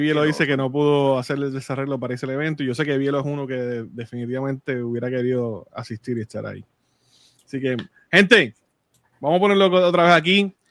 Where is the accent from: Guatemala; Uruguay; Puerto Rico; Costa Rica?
Puerto Rico; moved away as an adult; now in United States; yo nací en Puerto Rico, viví en Puerto Rico. Llevo, llevo ocho años fuera